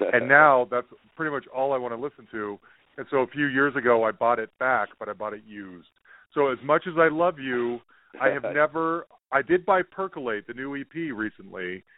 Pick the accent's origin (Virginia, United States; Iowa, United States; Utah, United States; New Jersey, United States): Utah, United States; Salt Lake City; Salt Lake City. And, that's where I grew up.